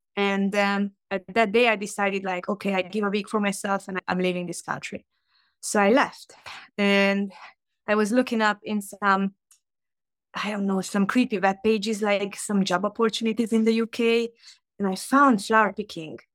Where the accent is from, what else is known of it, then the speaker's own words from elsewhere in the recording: Hungary; English is a second language; moved away as an adult; also born or lived in United Kingdom; now in Chicago, United States; I'm originally from Hungary